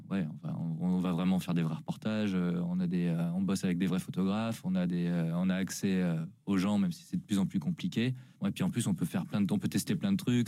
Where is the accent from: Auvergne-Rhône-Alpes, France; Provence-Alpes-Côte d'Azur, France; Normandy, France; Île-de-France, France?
Auvergne-Rhône-Alpes, France; Lyon; je suis né en Auvergne mais j'ai globalement vécu euh, principalement dans la région de Lyon